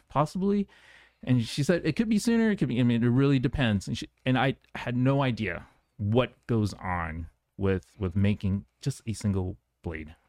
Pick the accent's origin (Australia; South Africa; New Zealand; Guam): Guam; moved away; I grew up on Guam